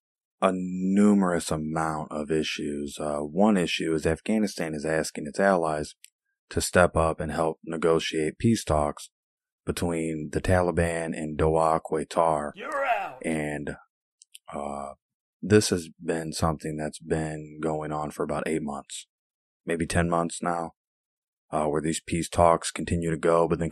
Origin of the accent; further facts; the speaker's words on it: Illinois, United States; here in my home state of Illinois